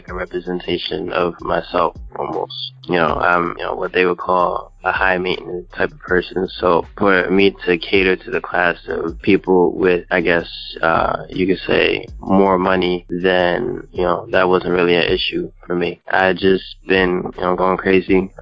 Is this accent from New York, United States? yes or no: yes; New York City, New York, United States; now in New Jersey, United States; I was born in Brooklyn, but right now I live in New Jersey